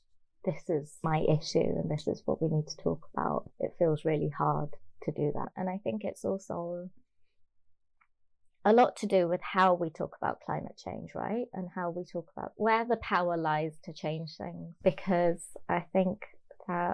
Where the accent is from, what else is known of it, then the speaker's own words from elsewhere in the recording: Birmingham, West Midlands, United Kingdom; I grew up in Birmingham